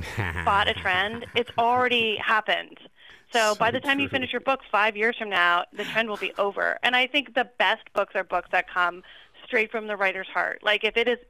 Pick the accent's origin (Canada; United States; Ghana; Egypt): Canada; I am a Canadian